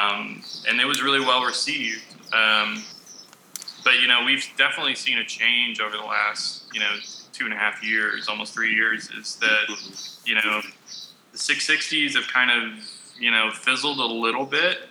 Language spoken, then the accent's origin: English; Texas, United States; we're from Texas